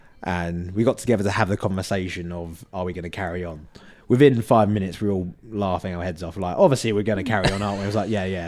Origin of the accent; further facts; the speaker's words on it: Essex, East of England, United Kingdom; accent: Essex; moved away; also born or lived in Manchester; I think my Essex accent has got a little bit stronger.